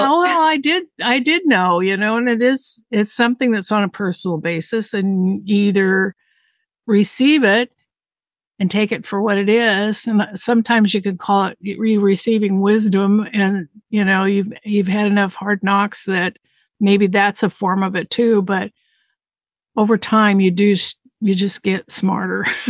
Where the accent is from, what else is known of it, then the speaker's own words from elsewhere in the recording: Southern California, United States; moved away as an adult; I was raised in Southern California in a very diverse community